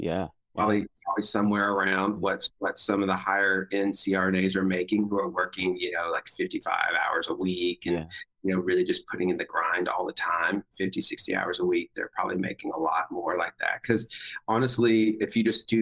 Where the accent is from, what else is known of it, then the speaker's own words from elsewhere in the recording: the South, United States; moved away as an adult; now in California, United States; growing up in the South